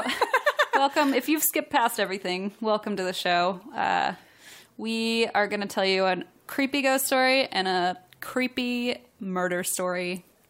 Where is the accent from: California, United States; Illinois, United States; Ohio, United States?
Ohio, United States; I'm from Ohio